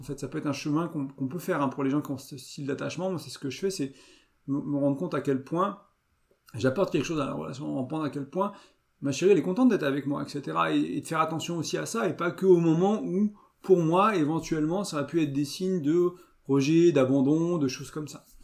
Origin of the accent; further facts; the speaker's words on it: France; je suis français, je vis en France